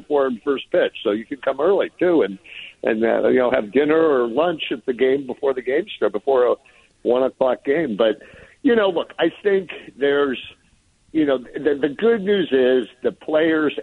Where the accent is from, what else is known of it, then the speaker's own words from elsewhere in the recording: San Francisco, California, United States; as a kid growing up in San Francisco, going to Candlestick